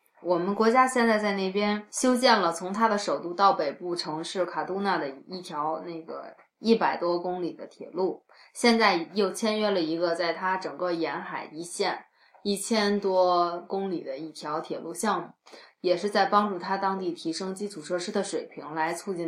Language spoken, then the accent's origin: Chinese; China; 尤其是我们中国人可能比较有比较强的这种中国的传统和生活方式在里面